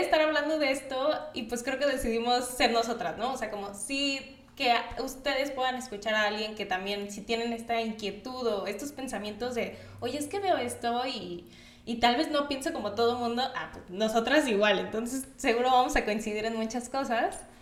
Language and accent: Spanish; Acapulco, Guerrero, Mexico; now in Mexico City, Mexico; soy de Acapulco. Entonces, por eso luego si escuchan como un un, tono de voz, un acento un poco raro, es porque soy de Acapulco.